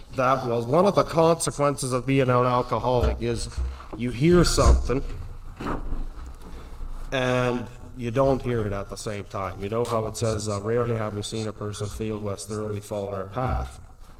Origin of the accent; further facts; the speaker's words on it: Alberta, Canada; I was born in Jam, Alberta, all around there